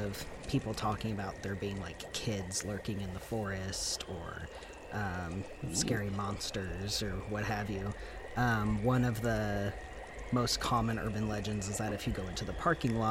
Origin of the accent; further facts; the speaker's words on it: Missouri, United States; now in Oregon, United States; I'm from Missouri originally